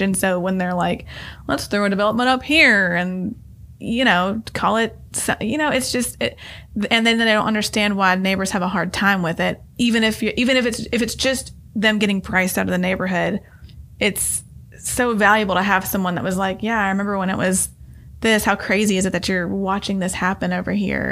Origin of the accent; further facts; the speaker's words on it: Nashville, Tennessee, United States; I grew up in Inglewood when it was not cool to be there